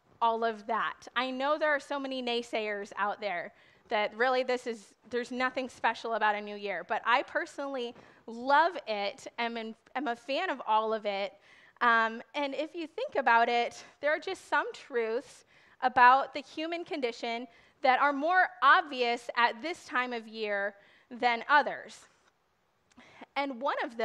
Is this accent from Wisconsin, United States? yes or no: yes; Wisconsin, United States; I am from Wisconsin.